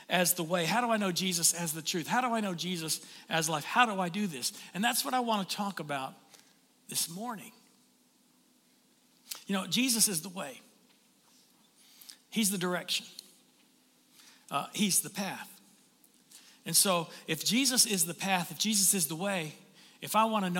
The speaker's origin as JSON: {"language": "English", "region": "Tennessee", "country": "United States", "tie": "born or raised there", "moved": "yes", "lives_now": "St. Augustine, United States", "said": "when I was growing up in Tennessee"}